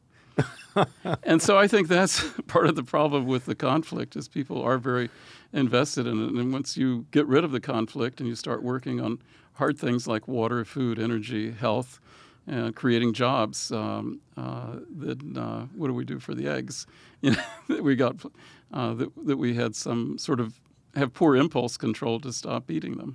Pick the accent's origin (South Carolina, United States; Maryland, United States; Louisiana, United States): Louisiana, United States; moved away; also born or lived in Israel; I grew up in Louisiana